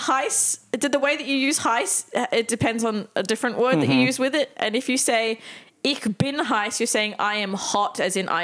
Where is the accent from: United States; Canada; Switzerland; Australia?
Australia; we're from Australia